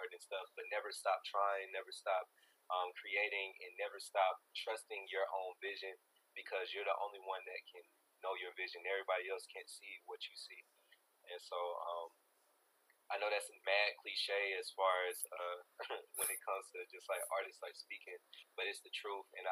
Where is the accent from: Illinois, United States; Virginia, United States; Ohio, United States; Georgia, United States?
Georgia, United States; Ellenwood; also born or lived in Atlanta; Ellenwood. And so it's kind of a homage to my hometown